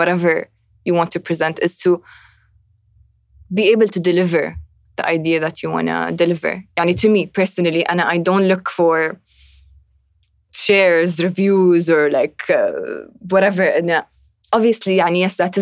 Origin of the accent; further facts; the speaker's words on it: Abu Dhabi, United Arab Emirates; I'm from Abu Dhabi